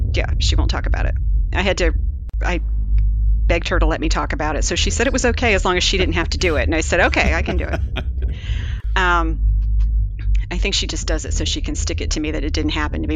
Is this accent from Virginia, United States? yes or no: yes; Virginia, United States; I grew up in Virginia